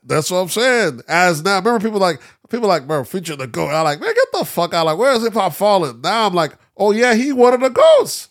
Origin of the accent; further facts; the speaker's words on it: the South, United States; I'm from the South, 'cause I grew up heavy on that.